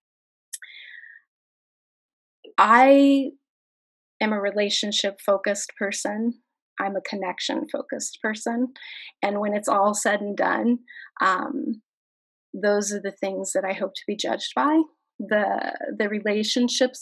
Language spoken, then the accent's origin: English; Kansas, United States; I'm from Kansas